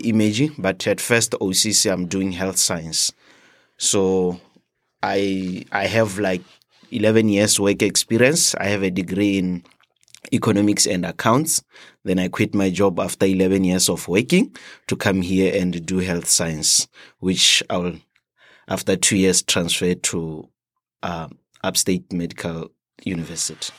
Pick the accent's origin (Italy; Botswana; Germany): Botswana; moved away as an adult; now in United States; I'm from Botswana.